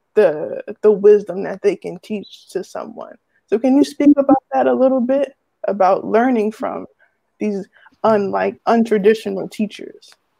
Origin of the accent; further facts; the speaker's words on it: Irvington, New Jersey, United States; I'm from Irvington, New Jersey